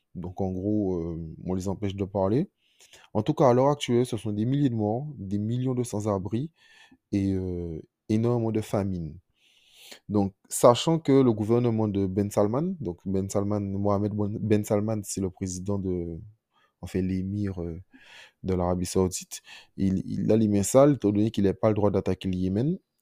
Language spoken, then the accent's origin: French; France; nous, en tant que Français